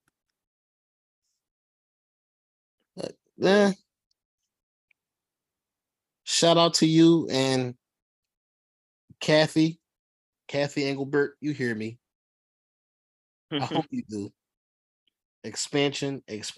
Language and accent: English; Philadelphia, Pennsylvania, United States; I'm from Philly